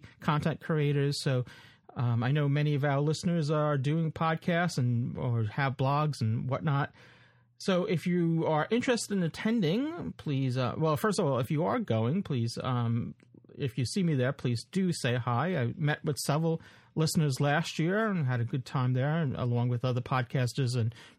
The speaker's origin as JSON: {"language": "English", "region": "New York", "country": "United States", "tie": "born or raised there", "said": "So it's good to have it in our hometown. Well, my hometown, at least. In my backyard, at least"}